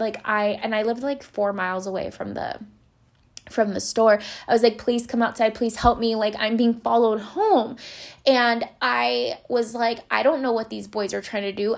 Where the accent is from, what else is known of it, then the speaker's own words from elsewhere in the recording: Los Angeles, California, United States; I grew up in Boyle Heights in East Los Angeles, California.